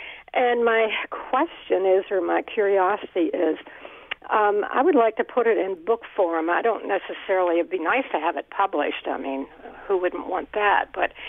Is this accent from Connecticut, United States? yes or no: yes; Bethlehem, Connecticut, United States; Oh, all right. I'm from Bethlehem, and I kind of had the same story that your guest does.